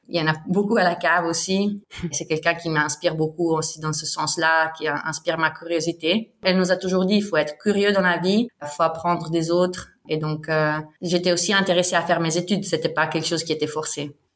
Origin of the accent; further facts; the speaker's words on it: Ticino, Switzerland; first language Bosnian, Italian; French is a second language; also born or lived in Lausanne; je viens du Tessin. C'est la plus grande partie où on parle italien. Et après, il y a une petite partie dans les Grisons aussi où, où les gens parlent l'italien. Et donc, euh, j'ai grandi ici